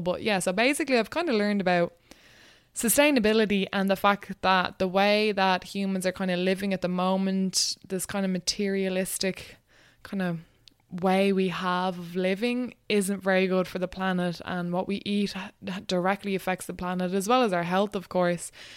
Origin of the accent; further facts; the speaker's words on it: Wexford, Leinster, Ireland; moved away as an adult; also born or lived in Dublin / Dundalk; I grew up in Wexford, That's where I went to school and everything